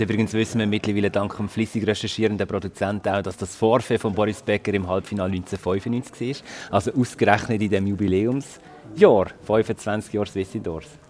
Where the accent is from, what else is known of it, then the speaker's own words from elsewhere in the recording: Basel, Basel-Stadt, Switzerland; wir sind ja eine Basler-Runde unter uns drei, fast Basler, nicht ganz